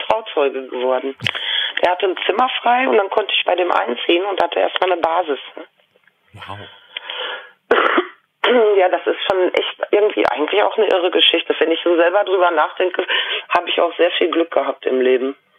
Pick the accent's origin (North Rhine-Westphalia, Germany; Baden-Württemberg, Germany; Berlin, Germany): North Rhine-Westphalia, Germany; Lüdenscheid; Ich bin in Lüdenscheid im Sauerland geboren